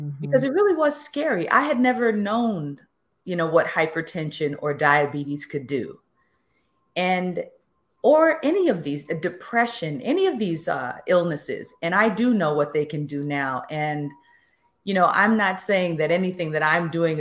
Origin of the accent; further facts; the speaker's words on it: New York City, New York, United States; I grew up in the Bronx and went to basically public school my entire life.